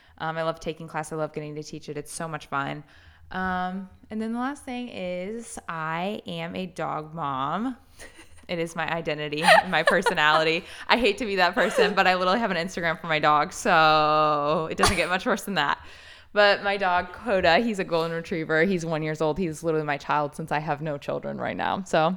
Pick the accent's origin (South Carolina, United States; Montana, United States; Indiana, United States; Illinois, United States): Indiana, United States; now in Florida, United States; I came from Indiana. That's where we met, me and my husband. And yeah, we moved to Florida for my husband's job.